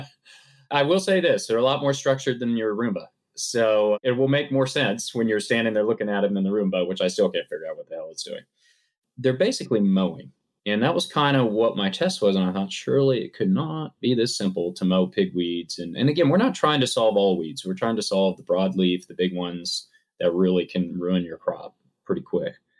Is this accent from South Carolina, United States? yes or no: no; Kansas, United States; moved away; I grew up farming. I grew up here in Kansas